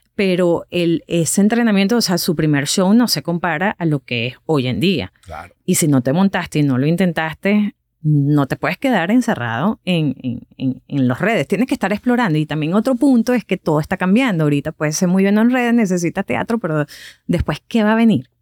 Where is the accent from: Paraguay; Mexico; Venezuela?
Venezuela; moved away as an adult; now in United States; cuando salimos de Venezuela